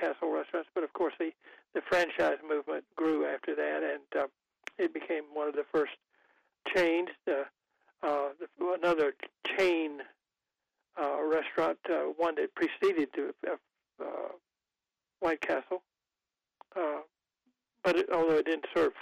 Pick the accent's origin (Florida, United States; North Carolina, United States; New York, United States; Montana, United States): North Carolina, United States; Goldsboro; now in Raleigh, United States; When I left Goldsboro, my hometown